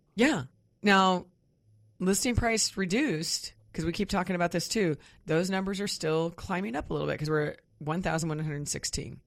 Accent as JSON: {"language": "English", "region": "Kansas near Wichita", "country": "United States", "tie": "born or raised there", "moved": "yes", "said": "I grew up mostly in Kansas near Wichita"}